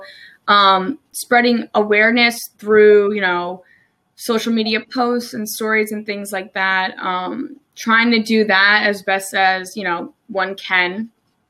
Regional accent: New Jersey, United States; moved away as an adult; also born or lived in Maryland; now in Salisbury, United States; I'm originally from New Jersey. I moved to Maryland about almost 3 years ago now. Permanently, I came here originally for school at Salisbury University.

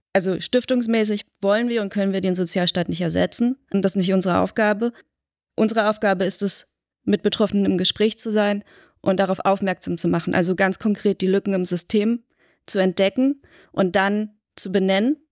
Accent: Berlin, Germany; Ich bin in West-Berlin aufgewachsen

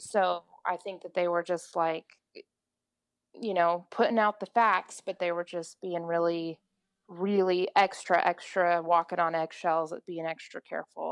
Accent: Oklahoma, United States; I'm … in Oklahoma

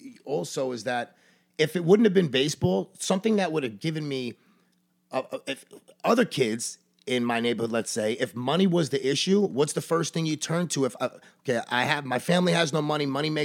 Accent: Brooklyn, New York, United States; I was born in Coney Island in Brooklyn, New York, in 1977.

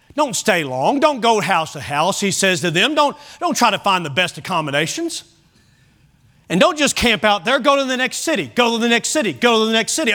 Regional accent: Kentucky, United States; I grew up in Kentucky, and so it was core curriculum to take ag

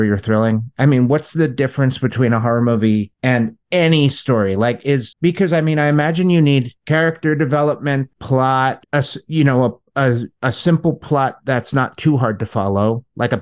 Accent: Long Island, New York, United States; I grew up on Long Island

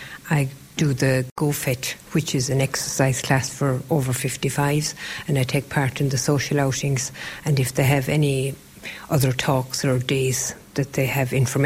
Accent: Kilcarra, County Clare, Ireland; I'm from Kilcarra, just 2 miles out.

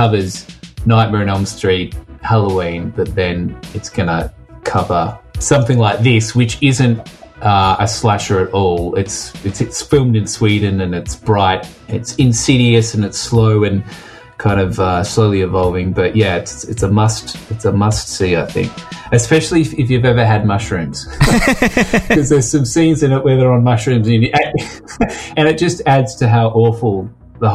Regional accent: Australia; moved away as an adult; now in London, United Kingdom; I'm actually Australian, but living over in London

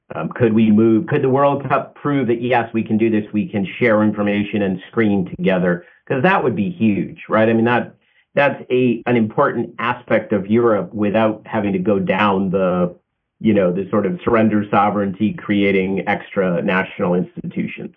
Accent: United States; I'm always an American

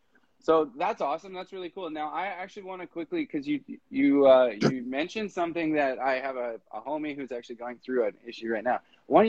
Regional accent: Canada; as a Canadian

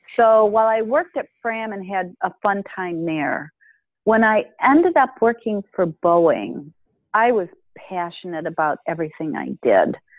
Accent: Detroit, Michigan, United States; moved away as an adult; also born or lived in Boston, Massachusetts; I grew up in Michigan in the Detroit area

